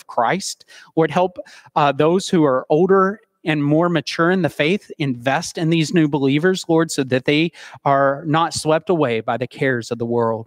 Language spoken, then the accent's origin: English; Soddy Daisy, Tennessee, United States; I was born and raised in Soddy Daisy, Tennessee